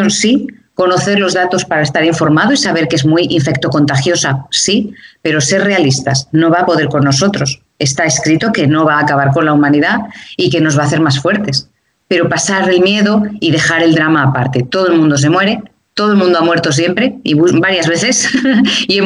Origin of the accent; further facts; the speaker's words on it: Madrid, Community of Madrid, Spain; moved away as an adult; now in Mallorca, Spain; Soy de Madrid, pero ahora estoy viviendo en Mallorca, en las Baleares.